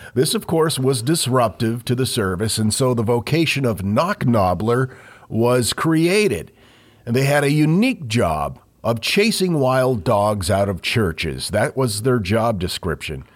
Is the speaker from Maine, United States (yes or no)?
yes; Maine, United States; we grew up in Maine